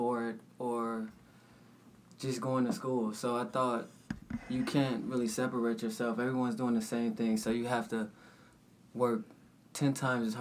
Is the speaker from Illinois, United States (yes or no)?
yes; Chicago, Illinois, United States; moved away; also born or lived in Minnesota / Arizona; I'm originally from Chicago, moved to Minnesota. Then I went to junior college in Arizona